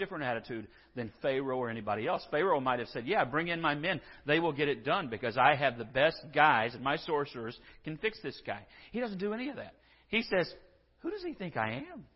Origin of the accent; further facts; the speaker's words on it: San Angelo, Texas, United States; I'm from San Angelo, and I swear that's home